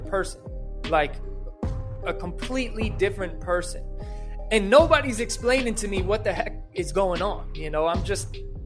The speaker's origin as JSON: {"language": "English", "region": "New York", "country": "United States", "said": "since I was from New York"}